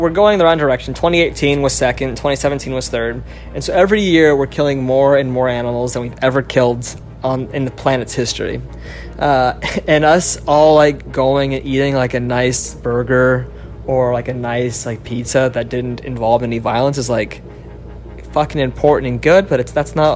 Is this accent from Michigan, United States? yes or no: no; Colorado, United States; I grew up in Colorado in a small like mountain town, super, super conservative town.